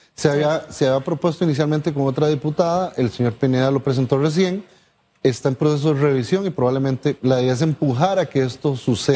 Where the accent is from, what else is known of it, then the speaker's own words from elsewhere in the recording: Costa Rica; now in Panama; yo como costarricense